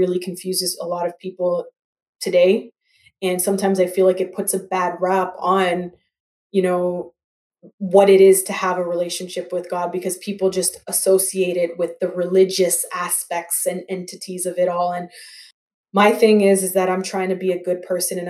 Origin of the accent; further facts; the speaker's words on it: Toronto, Ontario, Canada; also born or lived in Grambling, Louisiana, United States / Atlanta, Georgia, United States; growing up where I grew up in Scarborough and here in Toronto